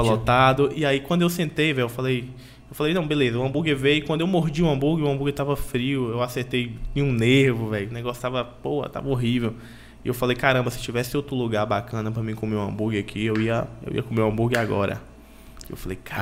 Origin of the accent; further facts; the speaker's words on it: Teixeira de Freitas, Bahia, Brazil; sou daqui de Teixeira de Freitas, da Bahia